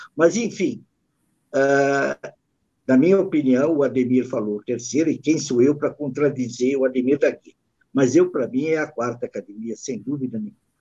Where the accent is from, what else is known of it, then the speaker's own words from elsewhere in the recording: São Paulo, Brazil; nós somos da Principado da Moca